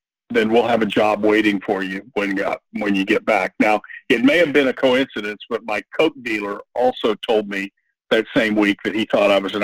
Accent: Texas, United States; moved away as an adult; also born or lived in Oklahoma City, Oklahoma / Southern California; now in Jupiter, Florida, United States; I was born in Oklahoma City, Oklahoma, grew up mostly in Texas

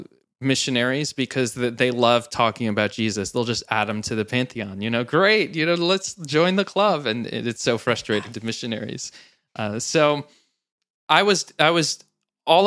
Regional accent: New Jersey, United States; So I was born into the church, and they started the church right around when I was born in New Jersey.

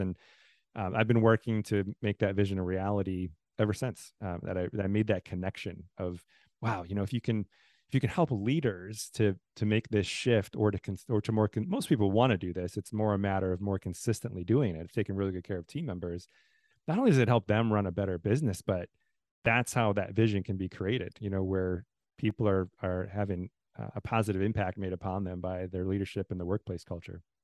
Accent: Southeast Wisconsin, United States; moved away as an adult; also born or lived in Texas / Tallahassee, Florida; now in Nashville, United States; all of my kind of formative years, kindergarten through high school was all in Wisconsin, Southeast Wisconsin

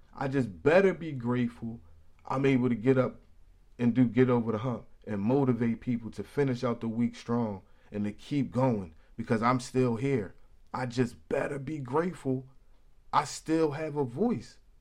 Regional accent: Philadelphia, Pennsylvania, United States; also born or lived in Paddington, New Jersey; I'm from West Philly

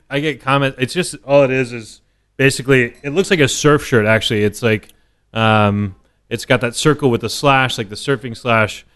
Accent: Dallas, Texas, United States; moved away as an adult; now in New York, United States; I grew up in Dallas.

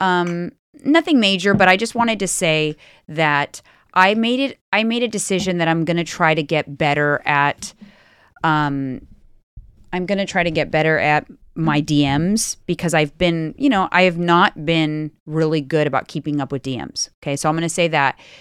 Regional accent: Bay Area, California, United States; we're from the Bay Area

